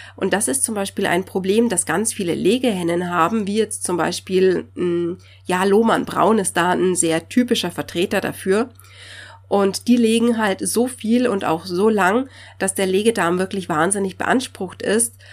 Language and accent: German; Bavaria, Germany; hier bei uns in Bayern